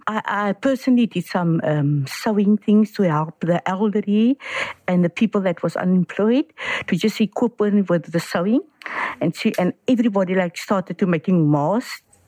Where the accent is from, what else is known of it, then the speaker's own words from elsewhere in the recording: Cape Town, Western Cape, South Africa; I'm from Steenberg.